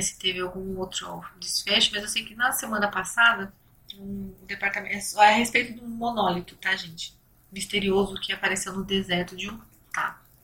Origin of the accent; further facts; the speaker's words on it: São Paulo, Brazil; eu sou de São Paulo